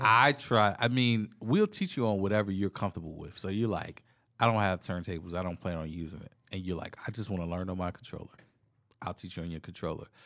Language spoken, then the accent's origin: English; Virginia, United States; being from Virginia